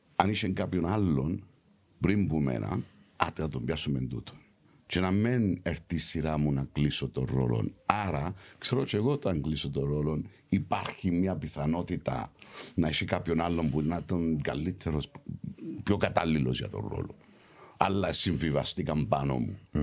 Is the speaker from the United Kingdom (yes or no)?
yes; London, United Kingdom; moved away; also born or lived in Cyprus; γεννήθηκα έξω, γεννήθηκα Λονδίνο, μεγάλωσα στο Λονδίνο